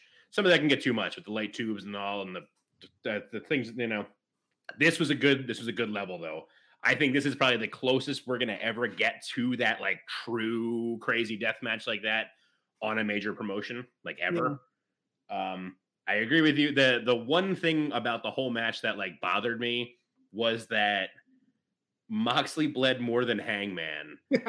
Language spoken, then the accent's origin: English; Philadelphia, Pennsylvania, United States; But I'm from Philly. I grew up in Philly.